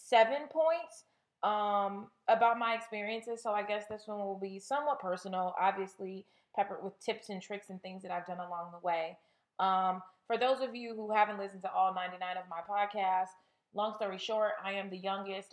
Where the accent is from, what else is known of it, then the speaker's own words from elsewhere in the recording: California, United States; moved away; I'm from California.